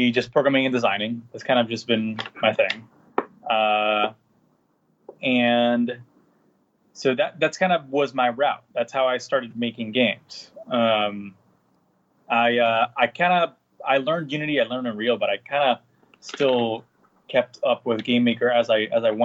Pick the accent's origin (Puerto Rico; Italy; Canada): Puerto Rico; San Juan; I was born and raised in Puerto Rico, in San Juan, Puerto Rico